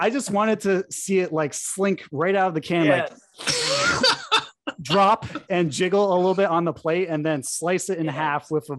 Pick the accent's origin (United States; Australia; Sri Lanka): United States; New England, Connecticut; driving up to Vermont from Connecticut. Cause you know, I grew up in New England